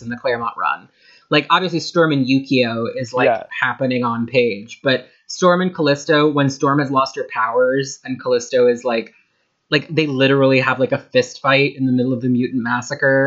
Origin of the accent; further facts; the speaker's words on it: Ireland; I am Irish